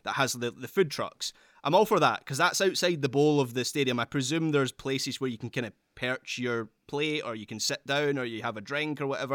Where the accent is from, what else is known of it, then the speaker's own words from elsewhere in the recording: Scotland, United Kingdom; I'm a Scottish Sterling Albion fan